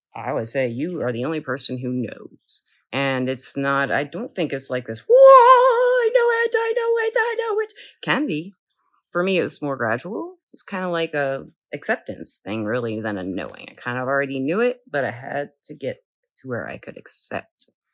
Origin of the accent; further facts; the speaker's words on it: the South, United States; I'm from the South